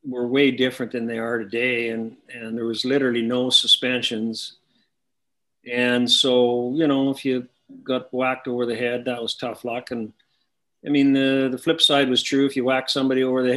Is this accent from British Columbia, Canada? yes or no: no; Saskatoon, Saskatchewan, Canada; born or raised there